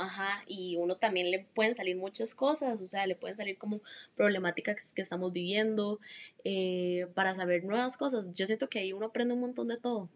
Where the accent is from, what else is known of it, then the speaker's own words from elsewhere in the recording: Heredia, Costa Rica; soy de Heredia